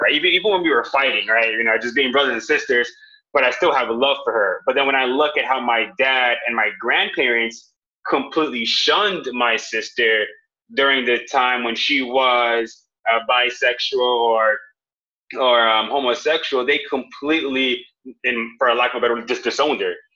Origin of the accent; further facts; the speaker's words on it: Jamaica; I'm Jamaican, so I'm also going to say I'm Jamaican